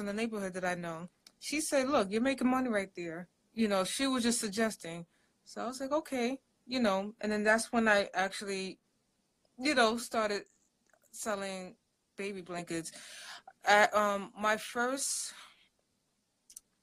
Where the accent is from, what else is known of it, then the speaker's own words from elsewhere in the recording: New York City, New York, United States; I'm originally from New York City. My parents are from Africa. They're actually from Nigeria